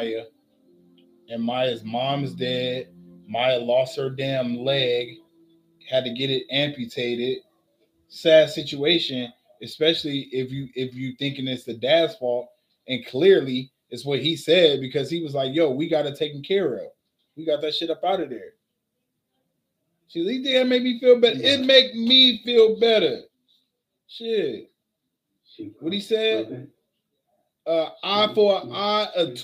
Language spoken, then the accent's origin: English; New York, United States; I'm from New York